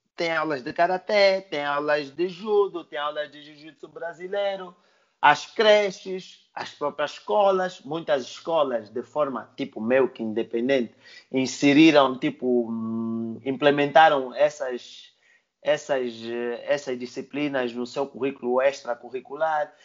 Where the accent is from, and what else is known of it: Angola